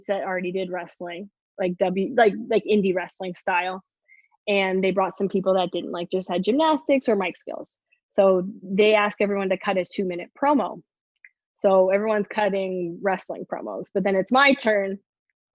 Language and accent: English; Canada; I'm from Canada